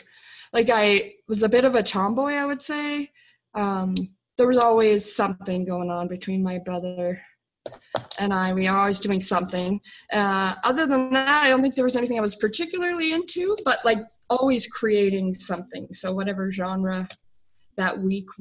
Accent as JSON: {"language": "English", "town": "Calgary", "region": "Alberta", "country": "Canada", "tie": "born or raised there", "said": "I was born and raised in Calgary, Alberta, Canada"}